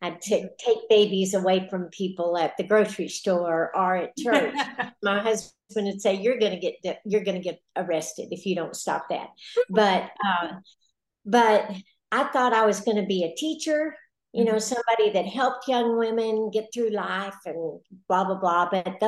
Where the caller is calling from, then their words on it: Valley View, Texas, United States; I am calling from Valley View, Texas. It's a little town in North Texas about this big. And we're close to Gainesville, just south of the Oklahoma border.